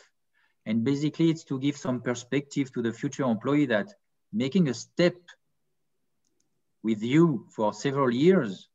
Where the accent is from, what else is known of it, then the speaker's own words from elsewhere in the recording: Annecy, Auvergne-Rhône-Alpes, France; also born or lived in French Riviera; I was born in Annecy in France, so it's near the Alps.